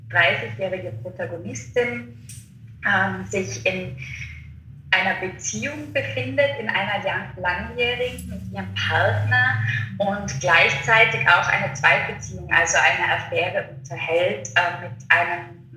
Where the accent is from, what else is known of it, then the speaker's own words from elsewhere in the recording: Innsbruck, Tyrol, Austria; ähm, bin 31 Jahre alt und ja, komme aus Innsbruck, wohne in Innsbruck